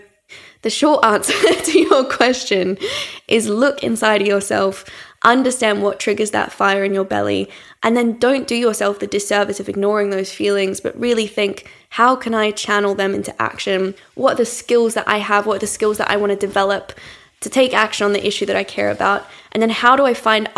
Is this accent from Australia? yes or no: yes; Australia; now in London, United Kingdom; growing up in Australia, I never encountered like a rough sleeper. I grew up in a town of 6,000 people.